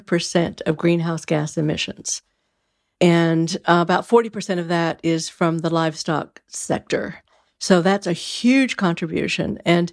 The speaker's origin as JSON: {"language": "English", "region": "Texas", "country": "United States", "tie": "born or raised there", "said": "I grew up in Texas, cowtown, right?"}